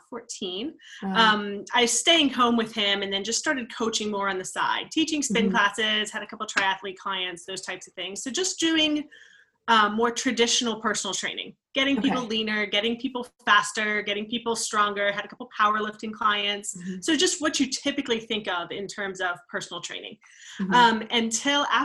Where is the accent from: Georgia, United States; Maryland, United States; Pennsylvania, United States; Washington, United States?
Maryland, United States; I grew up in, it's Maryland technically, but it's right on the border of West Virginia. So very small town, coal mining based